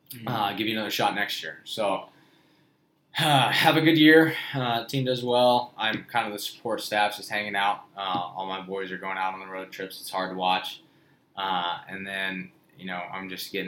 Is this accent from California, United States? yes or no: yes; Winters, California, United States; moved away as an adult; now in San Diego, United States; born and raised in Winters, California, a super small town outside of Davis, from Northern California